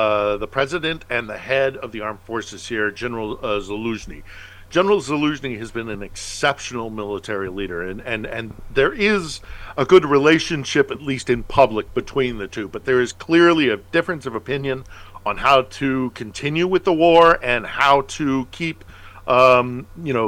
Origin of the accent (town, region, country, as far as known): United States; now in Ukraine